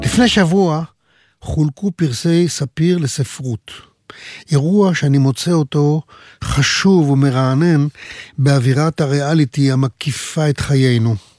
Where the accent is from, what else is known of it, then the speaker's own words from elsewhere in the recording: Pardes Hanna-Karkur, Haifa District, Israel; moved away; היו לי בילדותי שכנים דתיים בפרדס חנה